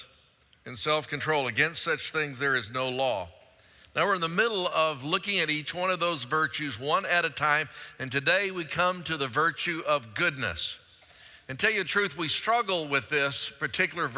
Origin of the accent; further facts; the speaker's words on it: Pleasant Grove, Texas, United States; I grew up over in Pleasant Grove